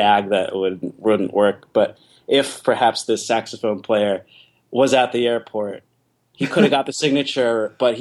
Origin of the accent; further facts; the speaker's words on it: New York City, New York, United States; being a New Yorker